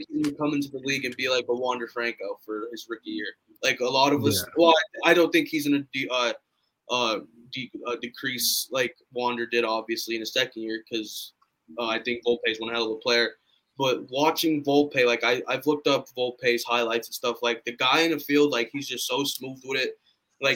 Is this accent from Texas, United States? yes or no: no; New York, United States; I'm from New York